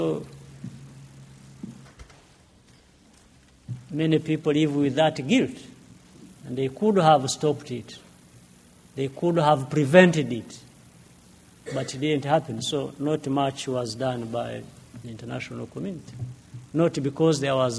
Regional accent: Uganda; moved away as an adult; now in Rwanda; I left Rwanda when I was 4 years old, living in the neighboring country in Uganda as a refugee for nearly 30 years.

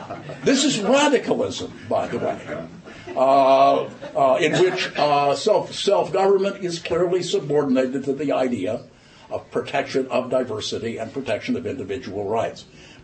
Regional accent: Ireland; maybe it's just because I'm Irish, that it occurs to me that if money is speech, why isn't bribery protected by the First Amendment?

